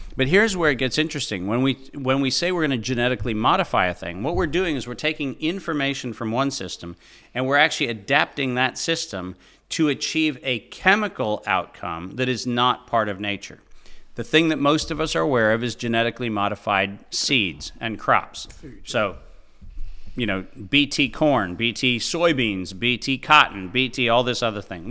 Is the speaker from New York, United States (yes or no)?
no; Fargo, North Dakota, United States; I was born in Fargo, North Dakota in April of nineteen sixty-seven